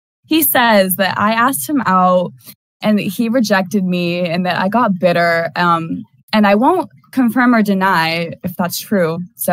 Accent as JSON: {"language": "English", "region": "Mississippi", "country": "United States", "tie": "born or raised there", "said": "I was born in Mississippi and. I actually met her when I was a year old in Mississippi and we kind of grew up together"}